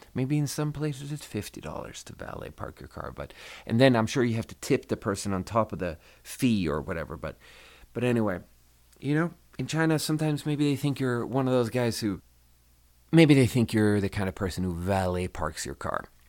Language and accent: English; Sweden; moved away; I'm from Sweden